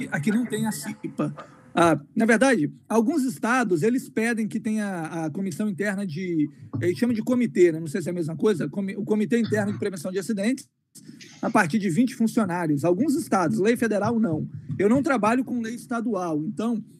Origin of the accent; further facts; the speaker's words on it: Colatina, Espírito Santo, Brazil; moved away as an adult; now in United States; sou nascido e criado no Brasil, pois me vi lá até os 18 anos de idade